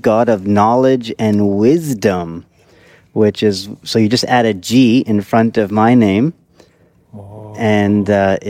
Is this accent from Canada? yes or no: yes; Moose Jaw, Saskatchewan, Canada; from my hometown in Moose Jaw, and our background, originally from Gujarat, India, way back a few generations